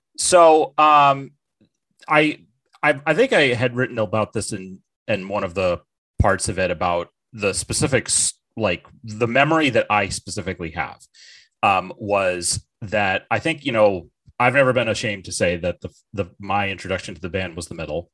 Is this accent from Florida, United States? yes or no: no; Bartlett, New Hampshire, United States; also born or lived in North Conway, New Hampshire; I was born in uh, the town of North Conway, New Hampshire, and I grew up in Bartlett, New Hampshire